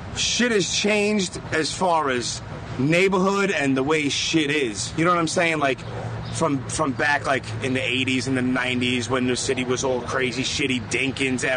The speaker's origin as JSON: {"language": "English", "town": "New York City", "region": "New York", "country": "United States", "tie": "born or raised there", "said": "I was born and raised first in Canarsie, moved around. But always Brooklyn"}